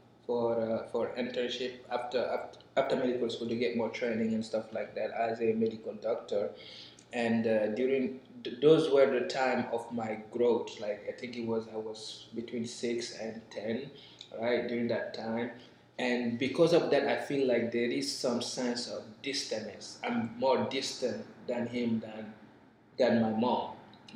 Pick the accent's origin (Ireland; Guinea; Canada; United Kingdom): Guinea; now in United States; we both were born in Guinea